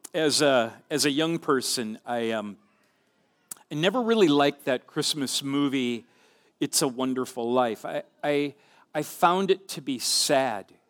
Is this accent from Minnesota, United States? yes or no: yes; central Minnesota, United States; My hometown, my small town in central Minnesota